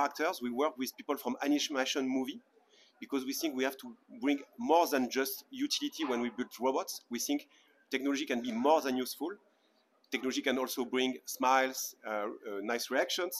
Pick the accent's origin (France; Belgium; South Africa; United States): France; Paris, Île-de-France; I'm from Paris, France